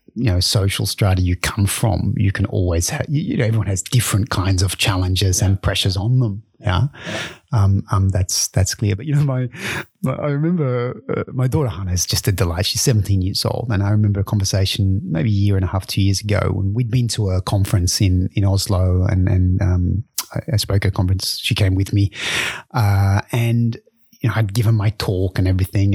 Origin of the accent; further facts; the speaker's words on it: Australia; moved away as an adult; also born or lived in Japan / London; now in Belgium; I grew up in Australia and, and really in a in a rural uh, farming area in Australia